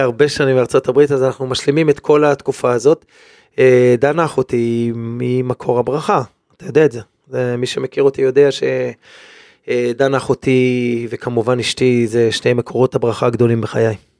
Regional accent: Israel; כאן גדלתי

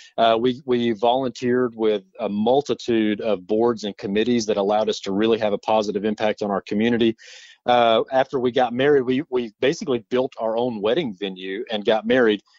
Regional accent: Forest City, North Carolina, United States; also born or lived in Asheville, North Carolina; born and raised in Forest City, North Carolina

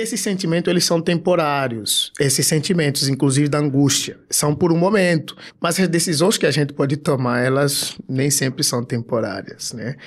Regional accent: Angola; now in Brazil; sou um cara, sou africano, de Angola e eu sou um cara que aos 16, 17 anos estava orando à madrugada

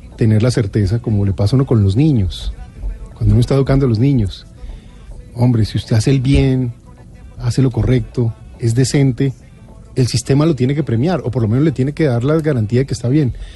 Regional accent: Colombia

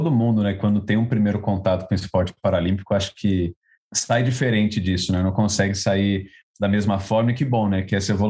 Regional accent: São Paulo, Brazil; Eu que sou de São Paulo, a Bruna também

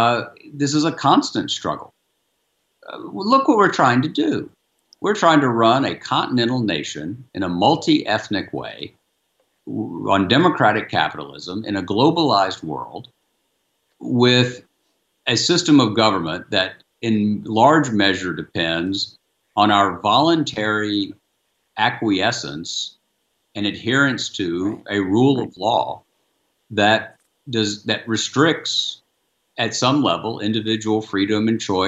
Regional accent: the South, Southern United States, United States; I'm a Southerner

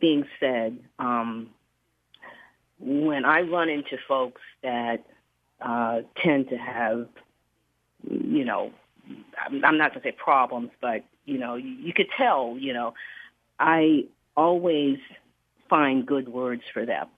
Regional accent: Charleston, South Carolina, United States; moved away as an adult; now in Bay Area, United States; I live here in California, but I'm from Charleston

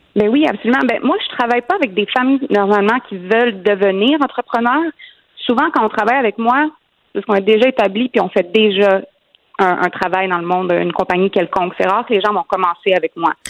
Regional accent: Quebec, Canada; je suis québécoise

